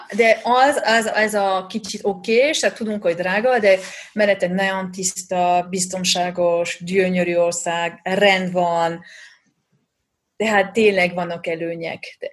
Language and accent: Hungarian; France; Hungarian is a second language; also born or lived in Budapest, Hungary; now in Switzerland; én francia vagyok, Pesten laktam